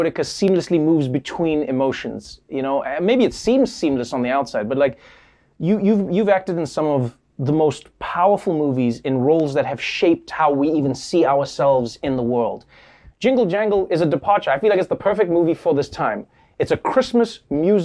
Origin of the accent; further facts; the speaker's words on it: South Africa; As a South African